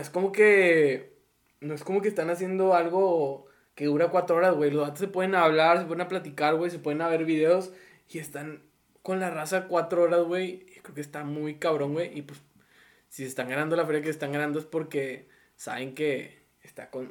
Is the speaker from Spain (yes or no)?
no; Mexico; aquí somos bien así